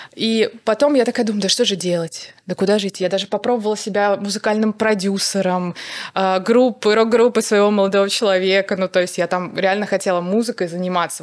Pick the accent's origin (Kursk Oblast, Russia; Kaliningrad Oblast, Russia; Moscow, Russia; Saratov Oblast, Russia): Saratov Oblast, Russia; Saratov; Я отучилась на факультете журналистики в Саратове, в моём родном городе